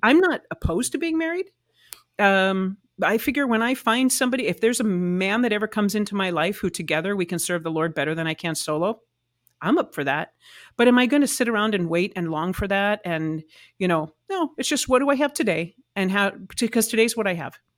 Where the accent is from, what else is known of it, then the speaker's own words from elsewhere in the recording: Arizona, United States; moved away as an adult; also born or lived in Nashville, Tennessee; I grew up in Arizona, and went to Arizona Lutheran Academy